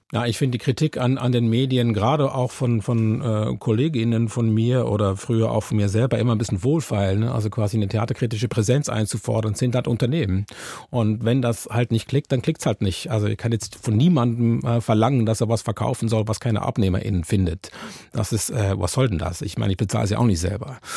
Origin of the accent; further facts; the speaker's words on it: Switzerland; now in Germany; warum ich überhaupt nach Deutschland gezogen bin als äh, Schweizer